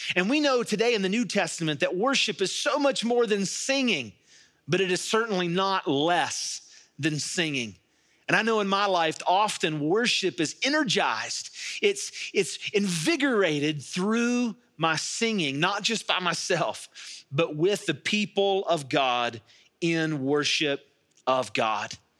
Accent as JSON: {"language": "English", "town": "Charleston", "region": "West Virginia", "country": "United States", "tie": "born or raised there", "said": "I was raised here in the Kanawha Valley"}